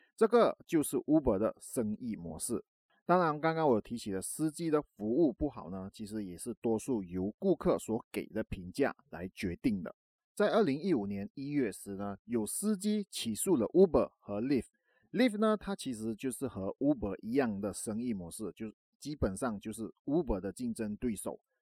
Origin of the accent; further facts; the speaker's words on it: Malaysia; 在马来西亚，也就是我的家乡